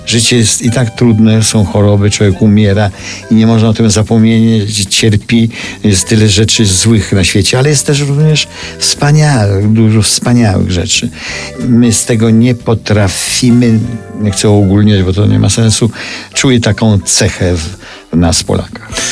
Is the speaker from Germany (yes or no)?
no; Lviv, Lviv Oblast, Ukraine; now in Paris, France; Ja nie jestem warszawiakiem, jestem lwowiakiem.